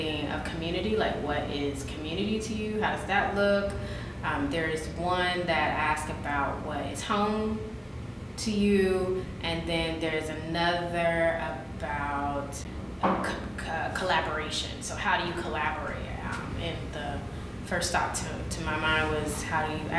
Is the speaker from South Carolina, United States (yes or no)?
yes; South Carolina, United States; I'm from South Carolina